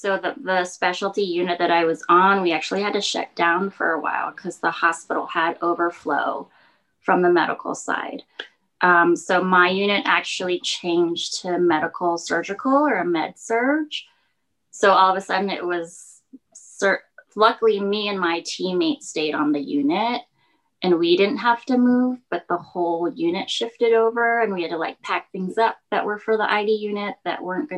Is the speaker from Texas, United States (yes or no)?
no; New York, United States; as a New Yorker, I would like get up, get ready, throw on clothes, go out onto public transportation